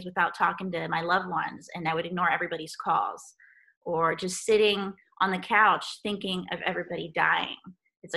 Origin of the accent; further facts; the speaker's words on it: Guatemala; moved away; I grew up in Guatemala